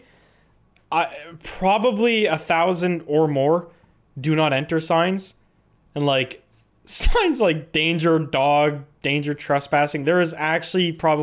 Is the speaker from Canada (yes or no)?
yes; Canada; as a Canadian